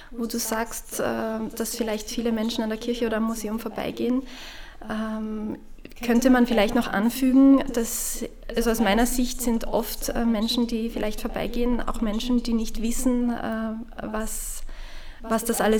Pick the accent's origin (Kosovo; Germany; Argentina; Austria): Austria; Ramsau am Dachstein, Styria; in äh, meiner Jugend in Ramsau am Dachstein war für mich der Jugendkreis äh, sehr wichtig.